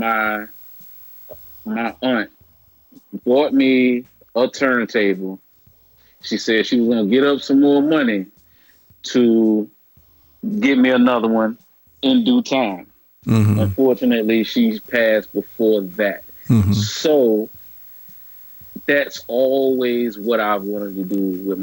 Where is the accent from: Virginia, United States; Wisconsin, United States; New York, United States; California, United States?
Virginia, United States; Norfolk; moved away; in my hometown, Norfolk, Virginia